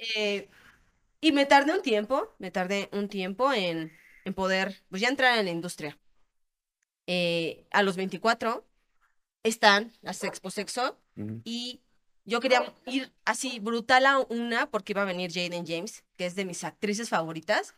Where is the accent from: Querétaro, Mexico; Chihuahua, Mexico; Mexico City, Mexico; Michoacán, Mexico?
Querétaro, Mexico; yo soy de aquí, de Querétaro